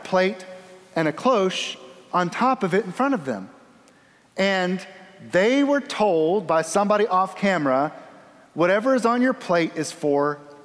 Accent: the South, United States; I'm from the South.

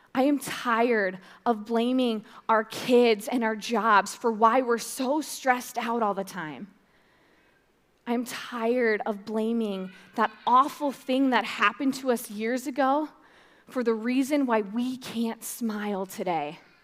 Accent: Fort Dodge, Iowa, United States; I'm from Fort Dodge

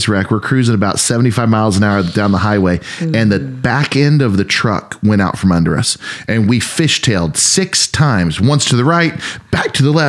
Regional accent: Kansas City, Missouri, United States; now in Northwest Arkansas, United States; And we're from Kansas City.

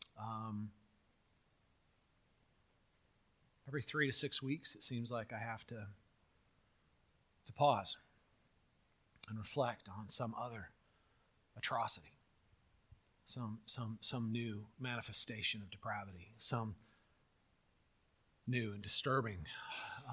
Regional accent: California, United States; I grew up in California doing earthquake drills

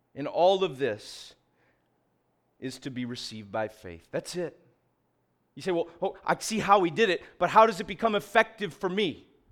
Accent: Syracuse, New York, United States; we are from Syracuse

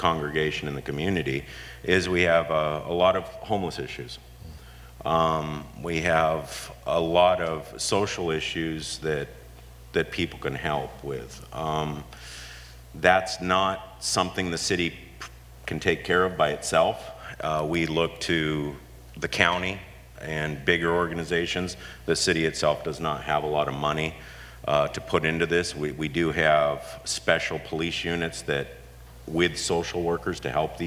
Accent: Huntington Beach, California, United States; also born or lived in San Diego; I've been here my whole life

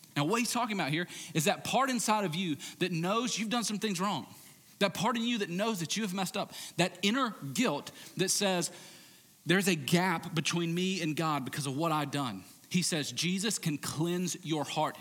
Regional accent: United States; modern American Christians

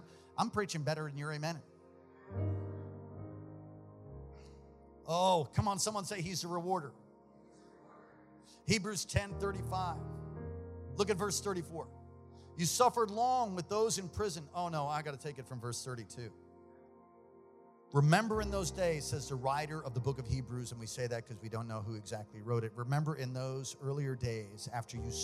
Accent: United States; I'm an American

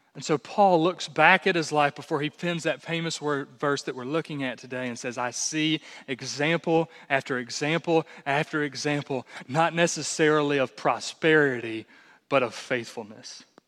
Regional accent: United States; as American, American evangelicals

